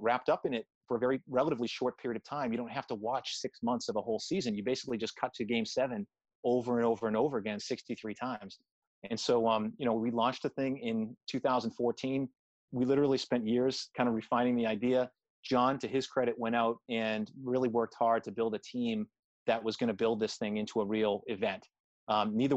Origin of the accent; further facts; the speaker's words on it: Boston, Massachusetts, United States; I grew up in Boston